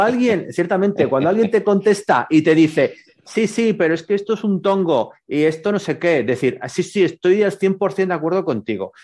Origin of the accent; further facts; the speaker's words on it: Burgos, Castile and León, Spain; yo soy de Burgos